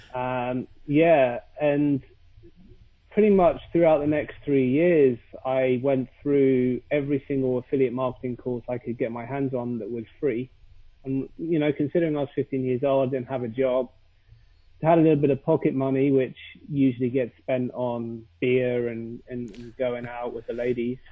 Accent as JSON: {"language": "English", "country": "United Kingdom", "accent": "British, posh", "lives_now": "London, United Kingdom", "said": "I am British with my beautiful British accent"}